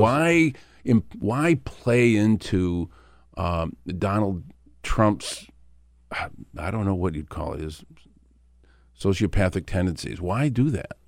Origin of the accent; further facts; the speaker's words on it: Flint, Michigan, United States; my hometown of Flint.